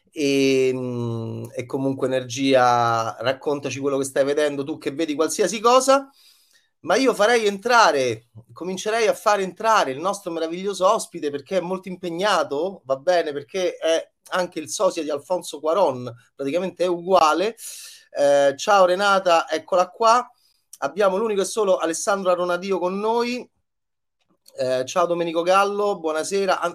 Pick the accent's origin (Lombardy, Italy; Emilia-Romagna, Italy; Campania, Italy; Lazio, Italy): Lazio, Italy; Rome; also born or lived in Milan; da romano orrido quale sono